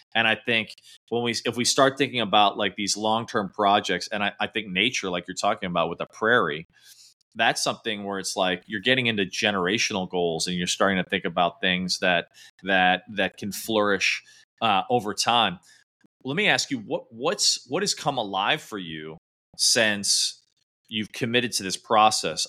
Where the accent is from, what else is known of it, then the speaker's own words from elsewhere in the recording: Midwest, United States; I grew up in the Midwest